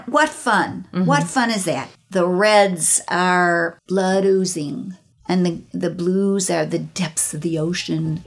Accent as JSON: {"language": "English", "town": "Chicago", "region": "Illinois", "country": "United States", "tie": "born or raised there", "also_born_or_lived": "Los Angeles", "moved": "yes", "lives_now": "St. Petersburg, United States", "said": "I grew up in Chicago"}